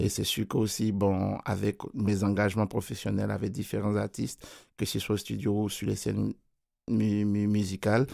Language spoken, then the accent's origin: French; Côte d’Ivoire; moved away; mon pays d'origine d'où je viens. Parce qu'en Côte d'Ivoire